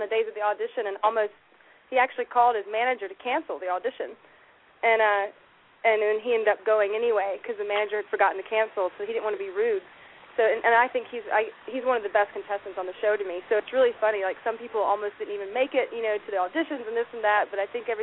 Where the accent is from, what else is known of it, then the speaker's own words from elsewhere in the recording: Metter, Georgia, United States; moved away as an adult; also born or lived in Nashville, Tennessee / Los Angeles, California; I'm actually from Metter, Georgia